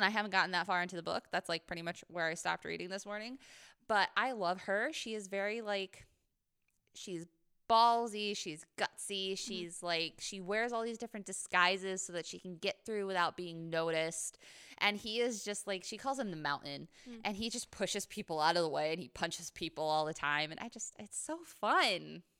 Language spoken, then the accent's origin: English; Scotland, United Kingdom; And as a Scot